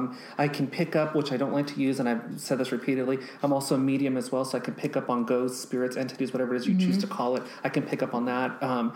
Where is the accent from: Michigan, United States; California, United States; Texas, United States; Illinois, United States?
California, United States; Simi Valley; also born or lived in Los Angeles, California; I've been raised here, grew up in Simi Valley